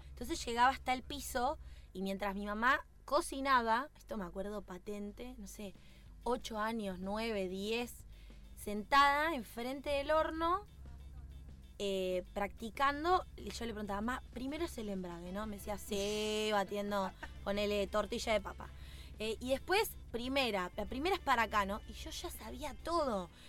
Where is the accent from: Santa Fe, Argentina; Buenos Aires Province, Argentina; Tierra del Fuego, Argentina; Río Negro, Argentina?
Río Negro, Argentina; Bariloche; Hace dos años que estoy dentro del ambiente del automovilismo, vengo de Bariloche